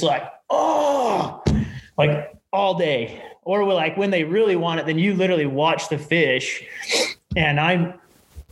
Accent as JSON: {"language": "English", "town": "Salt Lake City", "region": "Utah", "country": "United States", "tie": "born or raised there", "said": "born and raised in Salt Lake City"}